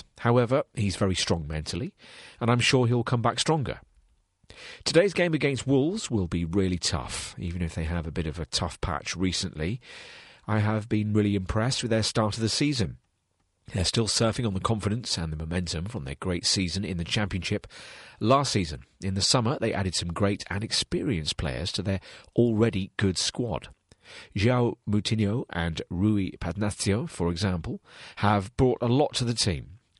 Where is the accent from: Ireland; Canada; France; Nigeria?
France; Tulle, Nouvelle-Aquitaine; in my hometown of Toul, in the centre of France, the German army killed many innocent people in 1944